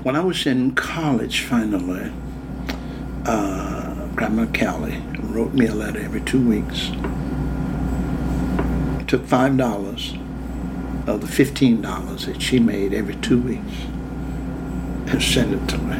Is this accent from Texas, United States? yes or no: no; Yancey Mills, Virginia, United States; also born or lived in Charlottesville, Virginia; I was born in Charlottesville and grew up in a little town called Yancey Mills, west of Charlottesville, 12 miles